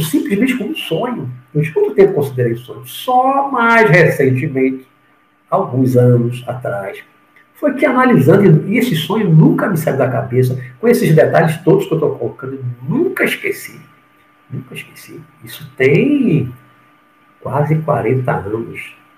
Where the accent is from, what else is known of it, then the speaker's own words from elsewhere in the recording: Salvador, Bahia, Brazil; also born or lived in Rio de Janeiro; na infância, quando morava no Rio de Janeiro, logo que eu voltei para Salvador em, em 69, 70.